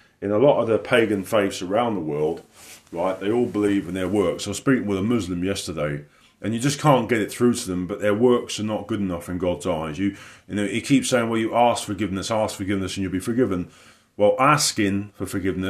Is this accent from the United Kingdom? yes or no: yes; the south of England, United Kingdom; moved away; I've been away in my hometown down the south of England